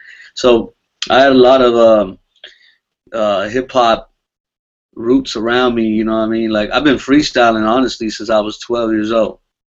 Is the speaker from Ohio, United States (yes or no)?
no; California, United States; I'm from Cali, man. I kind of, grew up on this music stuff, man.